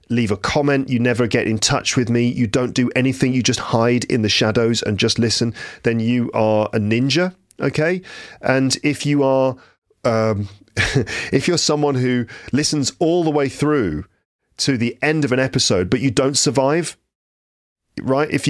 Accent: London, United Kingdom; also born or lived in West Midlands; I'm an English teacher from England. Um, from I'm from West London and the West Midlands

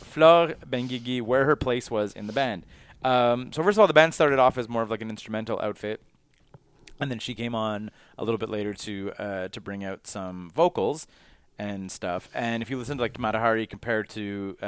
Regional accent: Quebec, Canada; we're from Quebec

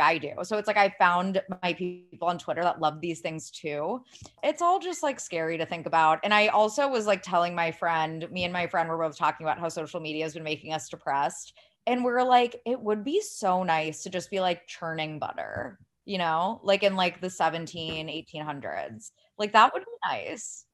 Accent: Ohio, United States; I sound like I'm from California. I'm from Ohio. This is, like, just the way I talk.

